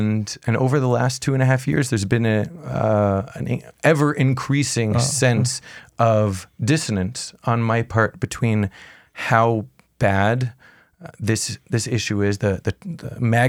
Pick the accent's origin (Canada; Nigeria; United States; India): Canada; Montreal, Quebec; now in Jerusalem, Israel; I grew up in Montreal. I'm a Canadian boy.